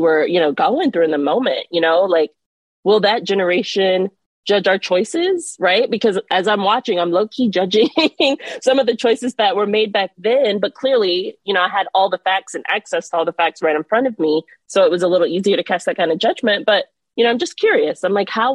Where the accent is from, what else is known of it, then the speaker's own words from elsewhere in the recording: Miami, Florida, United States; now in Washington, D.C., United States; I'm originally from Miami, Florida. So I'm a Florida girl through and through